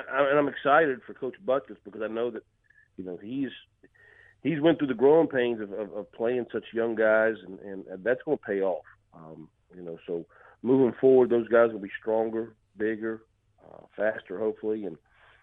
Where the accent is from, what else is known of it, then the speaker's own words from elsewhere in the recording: West Virginia, United States; also born or lived in Arizona; now in Illinois, United States; I'm from the state of West Virginia